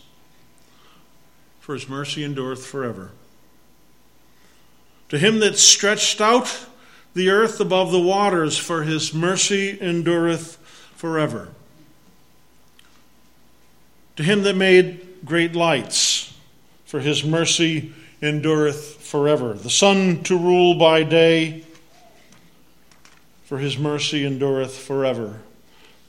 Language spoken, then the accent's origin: English; Massachusetts, United States; accent: Massachusetts; my Massachusetts accent